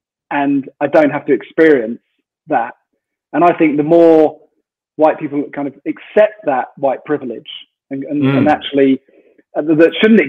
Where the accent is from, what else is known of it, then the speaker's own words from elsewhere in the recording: Royal Tunbridge Wells, South East England, United Kingdom; I come from Royal Tunbridge Wells